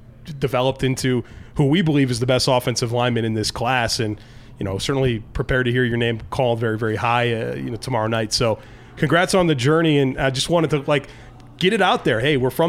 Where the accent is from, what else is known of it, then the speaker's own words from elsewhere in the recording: Weddington, North Carolina, United States; I'm from Weddington, North Carolina. I went to Weddington High School.